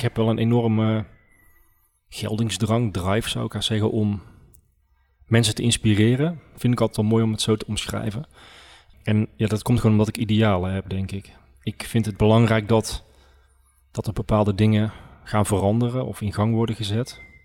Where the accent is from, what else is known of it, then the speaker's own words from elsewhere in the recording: Oisterwijk, North Brabant, Netherlands; ik ben geboren en getogen in Oosterwijk